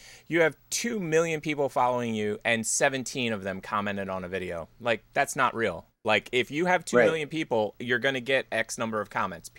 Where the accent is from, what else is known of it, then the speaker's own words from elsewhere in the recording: Philadelphia suburbs, Pennsylvania, United States; I grew up in the Philadelphia suburbs.